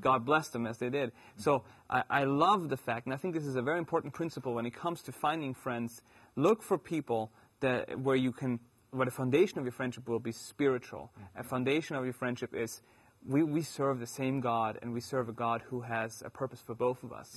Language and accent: English; Germany; accent: German; moved away